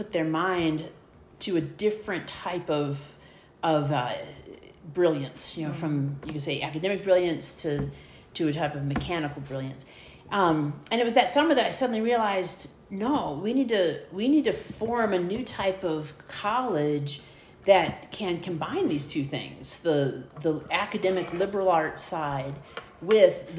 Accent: Midwest, United States; accent: Midwestern; I'm from the Midwest, and so you just fall back in Midwestern pronunciations.

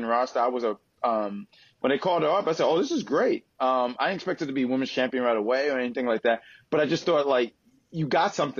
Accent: New York City, New York, United States; I am from Queens

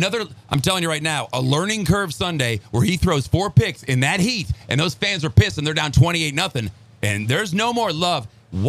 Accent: Chicago, Illinois, United States; moved away as an adult; now in Florida, United States; I grew up in Chicago, longtime Cubs fan, but being here for 30 years

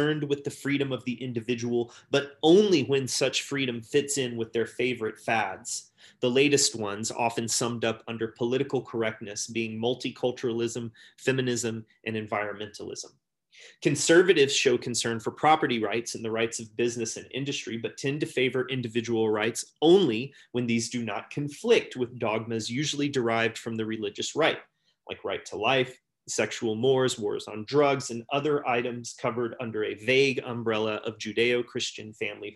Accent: United States; growing up as an American

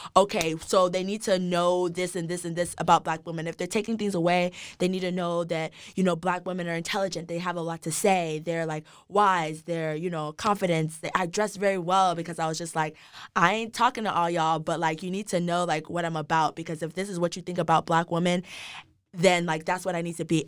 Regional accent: Dallas, Texas, United States; also born or lived in Nigeria; now in Austin, United States; I was born in Nigeria. I came to the States when I was About three, I grew up in Dallas, Texas.

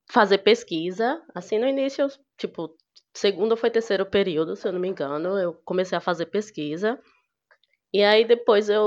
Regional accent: Sergipe, Brazil; sou de Sergipe, do interior do Sergipe.

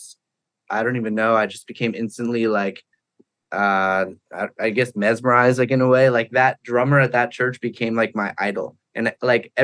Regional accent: Pembroke, New Hampshire, United States; moved away as an adult; now in Los Angeles, United States; I grew up in New Hampshire, a small town called Pembroke in New Hampshire.

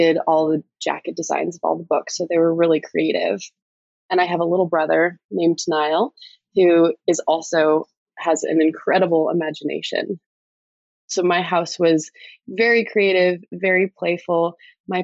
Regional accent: South Kingstown, Rhode Island, United States; also born or lived in New York City; I grew up in South Kingstown, Rhode Island, a small town in a small state.

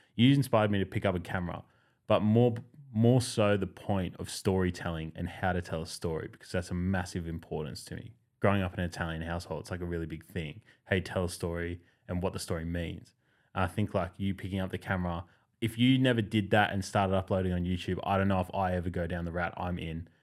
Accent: Winmalee, New South Wales, Australia; I'm not actually from Western Sydney, I'm from the bush, but when you're growing up in Wimberley, like, you're in Penrith more often than you're at home.

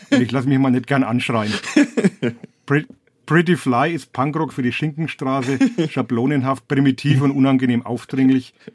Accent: Ulm, Baden-Württemberg, Germany; Provinz, ich komme aus Ulm.

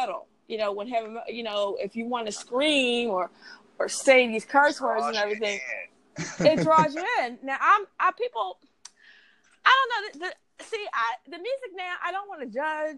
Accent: Philadelphia, Pennsylvania, United States; also born or lived in Dallas; I was raised in Philadelphia

